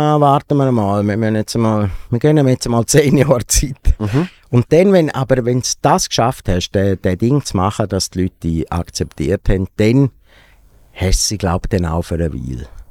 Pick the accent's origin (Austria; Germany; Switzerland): Switzerland; Domleschg, Graubünden; irgendwo im Kanton Graubünden, im Domlesk, wo ich aufgewachsen bin